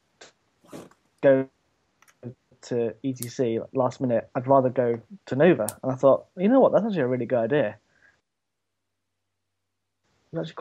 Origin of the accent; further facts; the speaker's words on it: Isle of Man; I'm from the Isle of Man, which is like the coldest place ever.